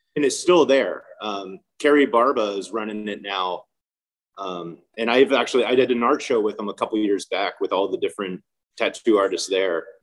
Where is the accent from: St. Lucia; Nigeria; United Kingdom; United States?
United States; Houston, Texas; moved away as an adult; also born or lived in Austin, Texas; now in Long Beach, United States; I grew up in Houston, and then I was enrolled at UT